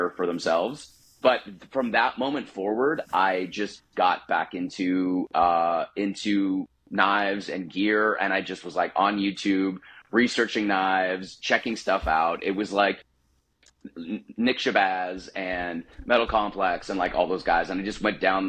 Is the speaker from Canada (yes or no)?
yes; Canada; We grew up in Canada